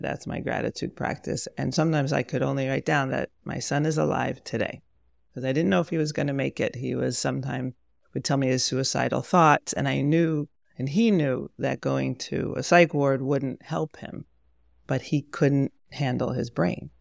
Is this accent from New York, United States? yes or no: yes; Pomona, New York, United States; moved away as an adult; also born or lived in Monsey, New York / Berkeley, California; I was raised in Pomona